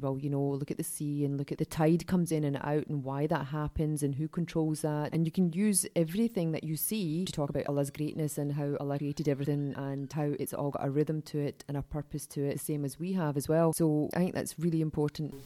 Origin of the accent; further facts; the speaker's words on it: Glasgow, Scotland, United Kingdom; I grew up in Glasgow, so I'm a child of the seventies